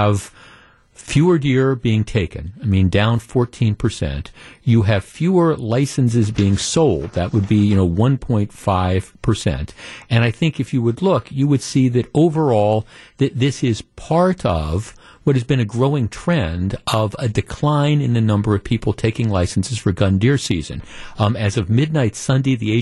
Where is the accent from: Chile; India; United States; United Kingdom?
United States; Wisconsin; growing up in Wisconsin, living here almost all my life